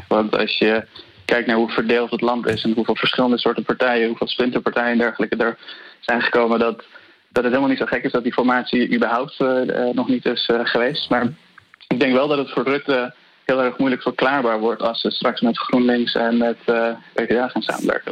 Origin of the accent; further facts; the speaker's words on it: Afghanistan; now in Netherlands; ik kom zelf uit Afghanistan